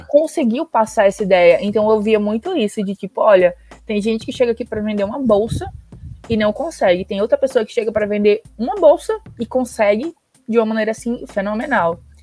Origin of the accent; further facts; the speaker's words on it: Natal, Rio Grande do Norte, Brazil; eu sou de Natal